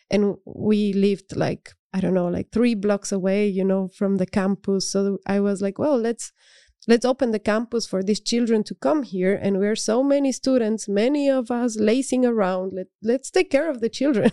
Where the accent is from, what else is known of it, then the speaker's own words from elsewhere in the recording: Cuenca, Azuay, Ecuador; now in Netherlands; I grew up in Cuenca, which is a city in the Andes.